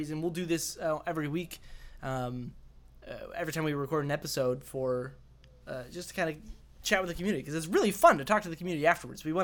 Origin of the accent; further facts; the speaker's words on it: Colorado, United States; I'm actually from Colorado